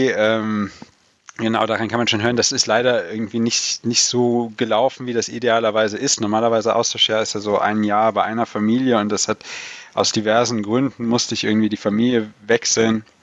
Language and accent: German; North Rhine-Westphalia, Germany; also born or lived in Black Forest; ich komme halt ganz aus dem Westen Deutschland an der ähm, belgisch-holländischen Grenze